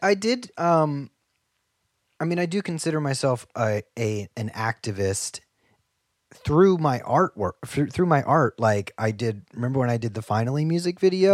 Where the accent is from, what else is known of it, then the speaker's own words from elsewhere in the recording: Ohio, United States; moved away; I'm from Ohio